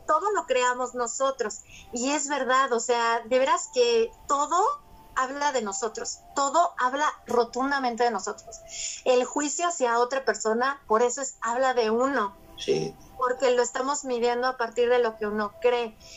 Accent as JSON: {"language": "Spanish", "country": "Mexico", "tie": "born or raised there", "said": "ya nací en México"}